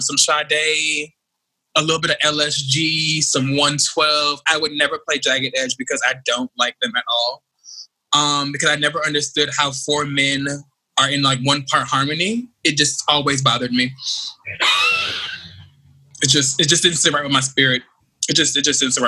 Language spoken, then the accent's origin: English; Jamaica; I'm Jamaican